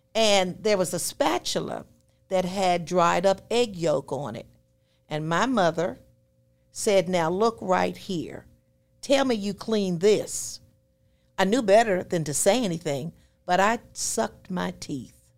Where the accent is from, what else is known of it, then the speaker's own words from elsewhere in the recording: West Grove, Pennsylvania, United States; moved away; I was born in West Grove, Pennsylvania